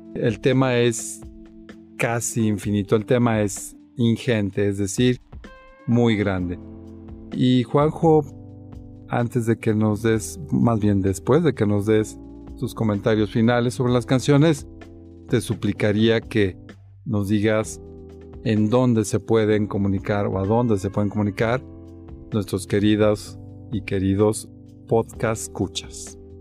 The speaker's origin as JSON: {"language": "Spanish", "country": "Mexico", "said": "así somos los, los mexicanos"}